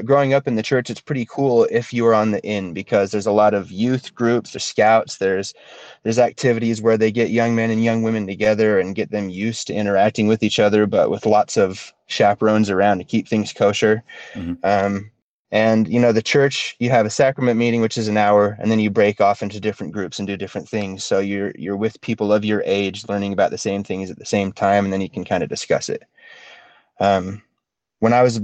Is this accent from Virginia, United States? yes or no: no; Utah, United States; growing up in Utah is a very interesting thing, especially in Utah County, which is where I am